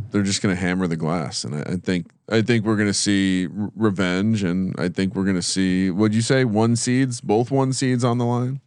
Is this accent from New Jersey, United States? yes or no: yes; New Jersey, United States; growing up in New Jersey